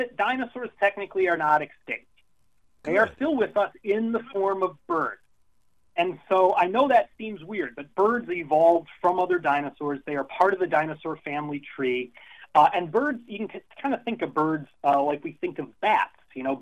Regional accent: Illinois, United States; I grew up in Illinois

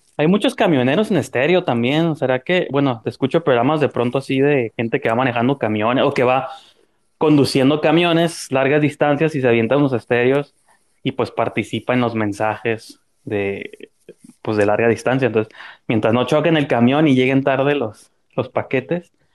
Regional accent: Mexico; como mexicano. Siempre tenemos que pedir disculpas de todo

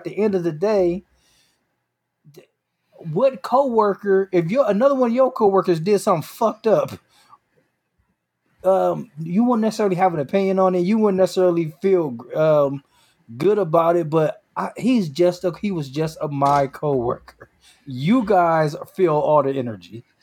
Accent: New York, United States; Like I'm from New York, he's from California.

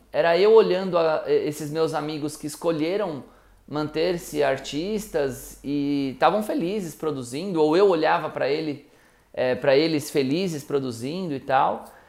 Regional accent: ABC Paulista, São Paulo, Brazil; eu nasci no ABC, fui criado no ABC

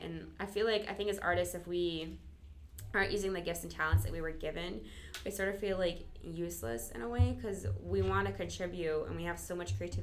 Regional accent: Michigan, United States; moved away; also born or lived in Florida; I grew up in the Midwest in Michigan

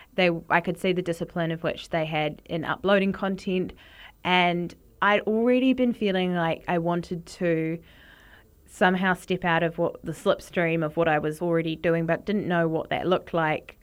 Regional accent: Wellington, New Zealand; Growing up in New Zealand, my mum always used to buy Vegemite because my dad is from Australia and she's from the U K

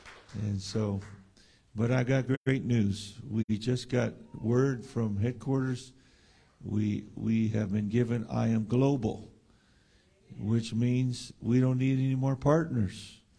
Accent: San Diego, California, United States; And we're from San Diego.

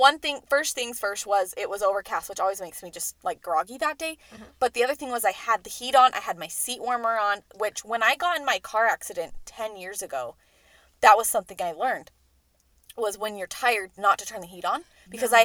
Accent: Utah, United States; I'm from Utah

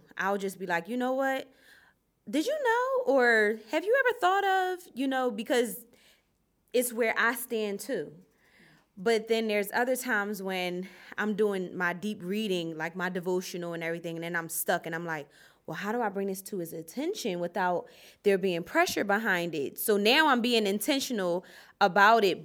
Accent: Philadelphia, Pennsylvania, United States; I was born and raised in Philadelphia

